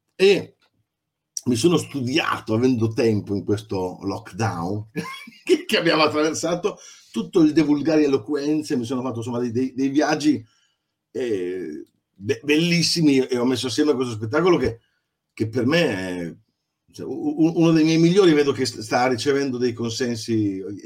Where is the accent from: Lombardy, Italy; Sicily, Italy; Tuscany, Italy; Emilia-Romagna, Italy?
Emilia-Romagna, Italy; Adesso sono dalle mie parti